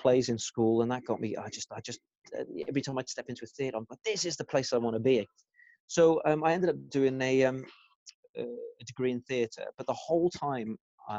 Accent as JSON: {"language": "English", "town": "Cardiff", "region": "Wales", "country": "United Kingdom", "tie": "born or raised there", "said": "I was born in Wales and I consider myself Welsh."}